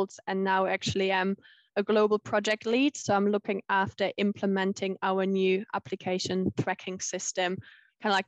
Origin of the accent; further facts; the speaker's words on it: Germany; moved away as an adult; also born or lived in Leeds, United Kingdom; now in United Kingdom; I'm originally from Germany